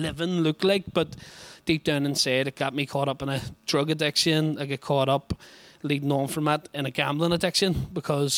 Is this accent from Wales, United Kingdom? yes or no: no; Belfast, Northern Ireland, United Kingdom; I come from a place that some people might know called the Shankill Road in Belfast